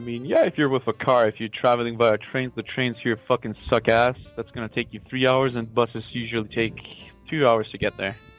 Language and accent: English; North Macedonia; I am calling from Macedonia